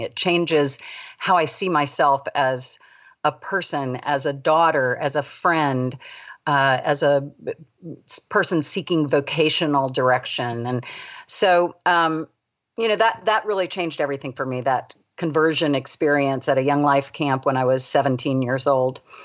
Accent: United States; also born or lived in Davidson, North Carolina; we moved to the suburbs of D C

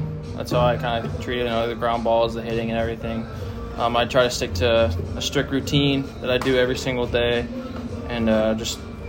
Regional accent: San Diego, California, United States; San Diego's amazing. Everything about it's awesome. So I love my hometown.

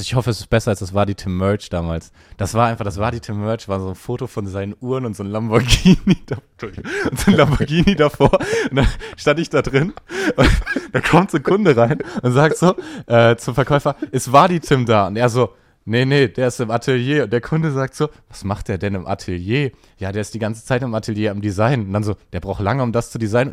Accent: Ruhr area, North Rhine-Westphalia, Germany; ich komme aus dem Ruhrgebiet, da gab es viele Polen

